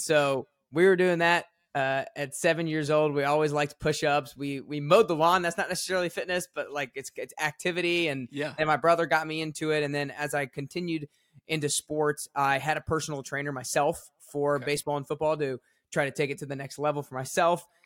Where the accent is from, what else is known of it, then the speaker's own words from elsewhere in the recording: Atlanta, Georgia, United States; now in Nashville, United States; I grew up in Atlanta, Georgia, and I had an awesome childhood